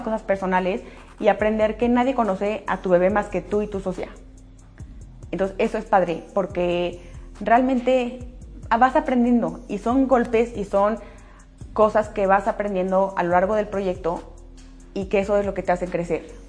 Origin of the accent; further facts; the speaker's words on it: Aguascalientes, Mexico; las dos somos de Aguascalientes y de toda la vida del colegio